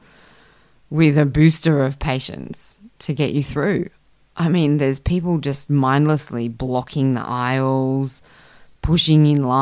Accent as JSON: {"language": "English", "town": "Canberra", "region": "Australian Capital Territory", "country": "Australia", "tie": "born or raised there", "moved": "yes", "lives_now": "Sydney, Australia", "said": "I grew up in Canberra, which is a nice, neat little city"}